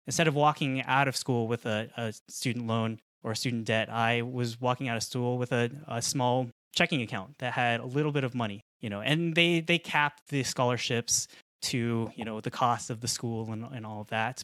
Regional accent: Colorado, United States; I was born in Colorado. I grew up in Colorado.

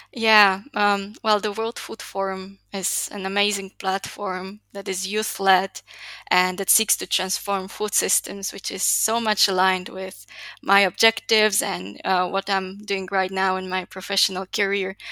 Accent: Slovakia; moved away as an adult; now in Chile; I was born and raised in Slovakia

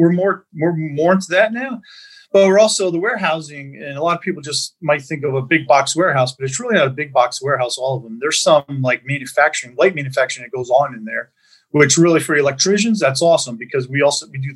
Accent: Bethlehem, Pennsylvania, United States; I always say I'm a Bethlehem kid, born, raised in Bethlehem

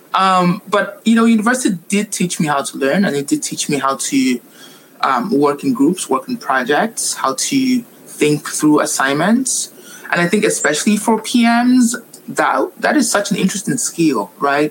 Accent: Nigeria; also born or lived in Montreal, Canada; now in Vancouver, Canada; I am Nigerian, born and raised

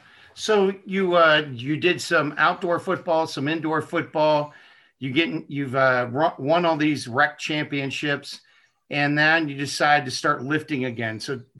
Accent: Baltimore, Maryland, United States; also born or lived in Minneapolis-St. Paul, Minnesota; now in Minneapolis, United States; But I'm from Baltimore originally.

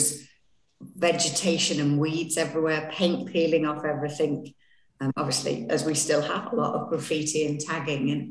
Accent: the Northwest, North West England, United Kingdom; I'm not local. I'm from the Northwest.

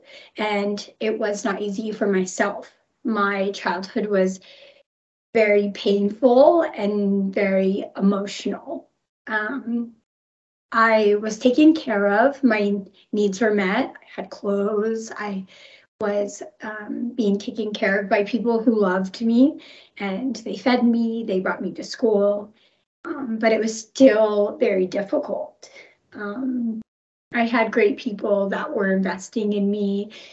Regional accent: Rogers, Arkansas, United States; also born or lived in Colorado; I moved to Northwest Arkansas from Colorado when my mom met my stepdad.

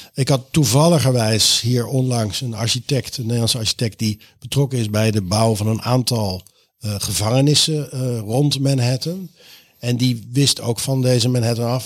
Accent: The Hague, South Holland, Netherlands; ik kom ook uit, ik kom ook uit Den Haag.

